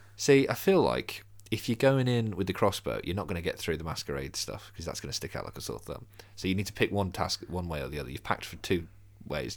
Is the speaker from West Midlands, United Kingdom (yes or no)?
yes; Birmingham, West Midlands, United Kingdom; I'm from Birmingham.